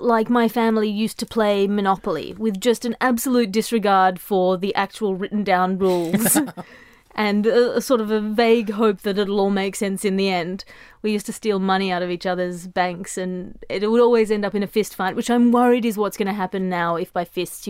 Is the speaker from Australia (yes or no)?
yes; Australia; I come from Australia, Andy. I've never been bitten by anything in Australia, ever.